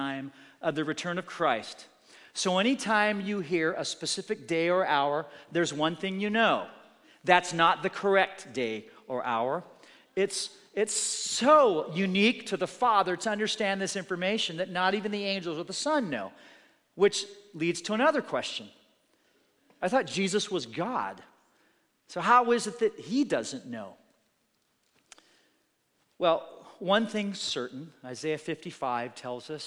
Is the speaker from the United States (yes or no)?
yes; Oregon, United States; growing up in Oregon